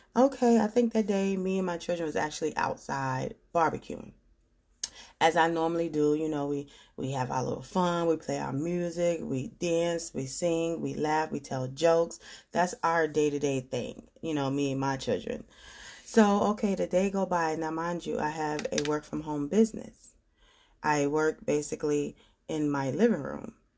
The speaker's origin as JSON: {"language": "English", "region": "New York", "country": "United States", "moved": "yes", "said": "I'm from New York"}